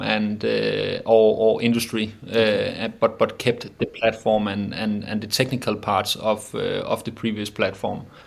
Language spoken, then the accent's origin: English; Roskilde, Zealand, Denmark; also born or lived in Copenhagen; myself got raised and born in a, in a small city called uh, Roskilde